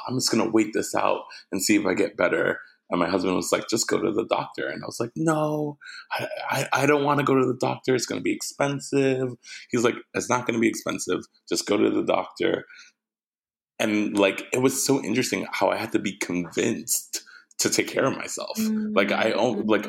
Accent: Jersey City, New Jersey, United States; moved away as an adult; I was born in Jersey City, New Jersey. I'm a Jersey boy.

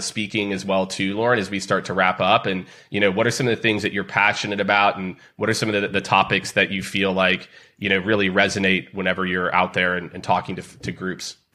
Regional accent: Kansas City, United States; I'm from Kansas City

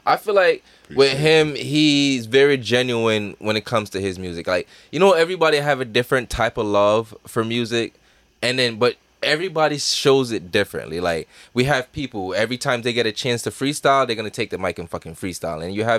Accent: Jamaica; I'm a Jamaican. You got to put the emphasis on that, man.

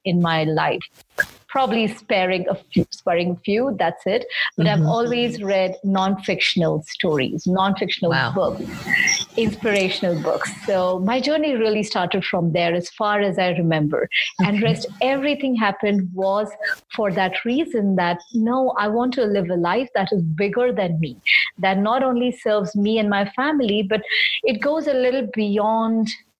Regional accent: Mumbai, Maharashtra, India; I'm from Bombay in India

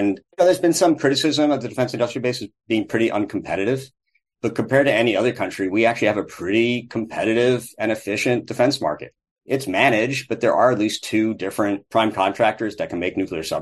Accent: United States; As American voters

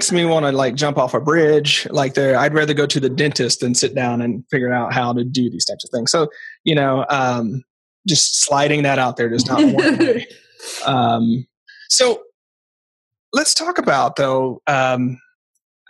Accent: Portland, United States; I'm from Portland

